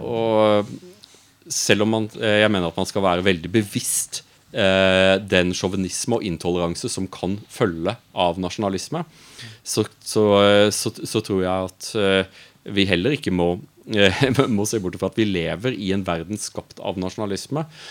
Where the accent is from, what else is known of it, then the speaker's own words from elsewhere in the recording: Audnedal, Agder, Norway; moved away as an adult; also born or lived in Brussels; jeg er fra Audnedal. Eh, jeg kommer fra en liten bygd